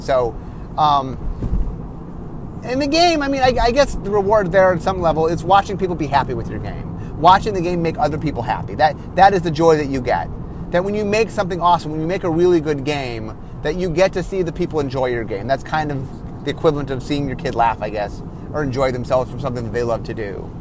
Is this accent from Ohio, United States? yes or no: yes; Cleveland, Ohio, United States; I grew up in Cleveland